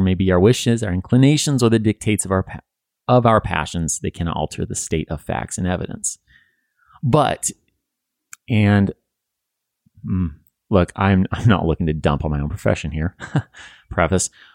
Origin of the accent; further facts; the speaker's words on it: Western United States, United States; I think growing up in the Western United States